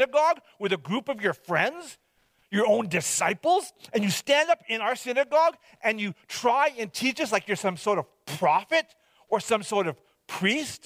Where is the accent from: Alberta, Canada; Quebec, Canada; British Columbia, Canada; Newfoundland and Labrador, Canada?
British Columbia, Canada; Hope; moved away; I was from Hope, BC, that I was born and raised there.